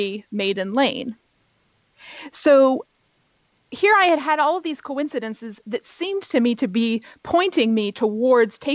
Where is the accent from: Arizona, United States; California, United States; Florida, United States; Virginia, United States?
Virginia, United States; also born or lived in New York; here in Virginia, where both you and I live. This is my home state